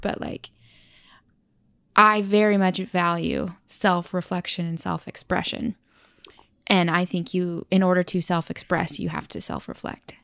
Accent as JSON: {"language": "English", "region": "Oklahoma", "country": "United States", "tie": "born or raised there", "also_born_or_lived": "California / Tulsa", "moved": "as an adult", "lives_now": "New York, United States", "said": "I was born in California, but I was raised in Oklahoma."}